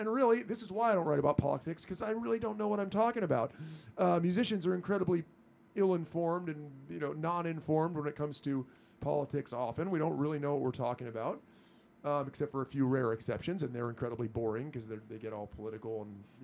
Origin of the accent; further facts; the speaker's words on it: United States; us spoiled Americans